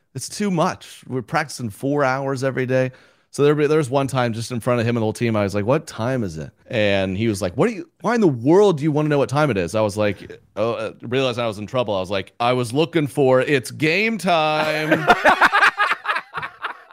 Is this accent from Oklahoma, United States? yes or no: yes; Oklahoma, United States; growing up in Oklahoma